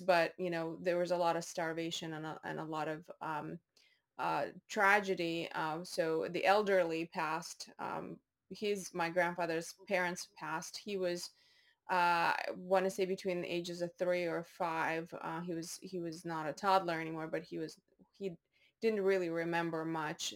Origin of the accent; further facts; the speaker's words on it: Baku, Azerbaijan; moved away; also born or lived in North Dakota, United States / Maine, United States; I was born in Baku, Azerbaijan